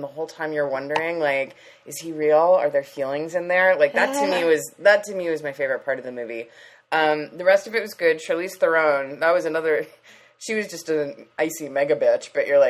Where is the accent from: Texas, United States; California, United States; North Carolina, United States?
California, United States; Leucadia